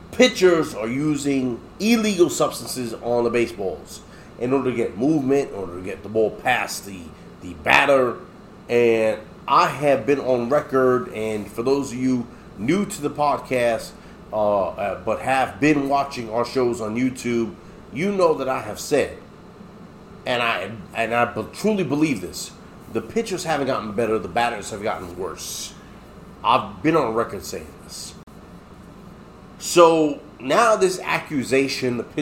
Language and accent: English; New York City, New York, United States; I'm from the Bronx